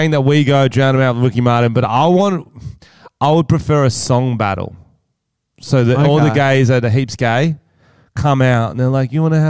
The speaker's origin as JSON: {"language": "English", "town": "Wollongong", "region": "New South Wales", "country": "Australia", "tie": "born or raised there", "said": "the ferals is what I grew up with in Wollongong because I'm from the ghettos, bro."}